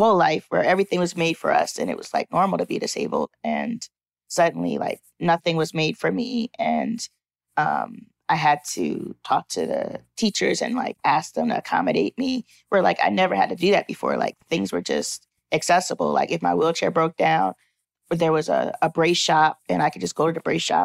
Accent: Philadelphia, Pennsylvania, United States; I'm from Philly, from Germantown, Philadelphia. I grew up going to a school for kids with physical disabilities in Philly

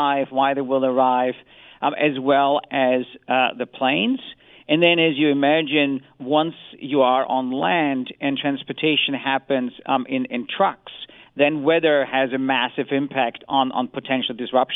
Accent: Austria; as a European is I'm from Austria

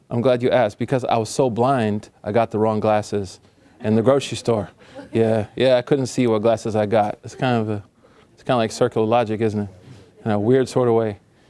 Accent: Oklahoma, United States; I'm from Oklahoma.

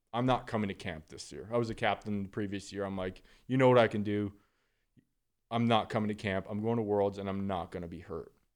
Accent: Northern Alberta, Canada; being from Northern Alberta, I mean, I was literally on skates by two years old

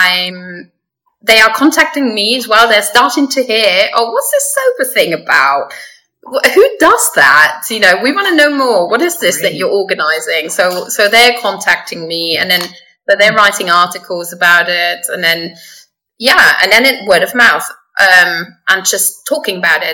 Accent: Luxembourg; moved away as an adult; also born or lived in England; I was born and raised in Luxembourg. So I am a Luxembourger

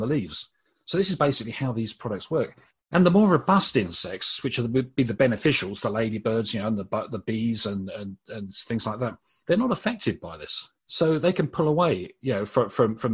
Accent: Brighton, South East England, United Kingdom; born or raised there

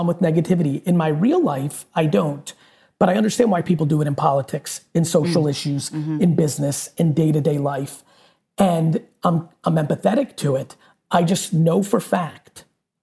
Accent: New Jersey, United States; also born or lived in Soviet Union; I grew up in New Jersey, in the streets of Jersey

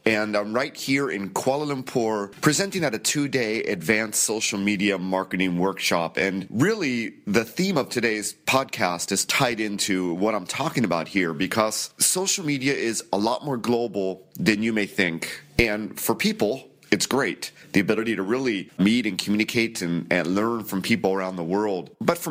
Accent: United States; I'm an American.

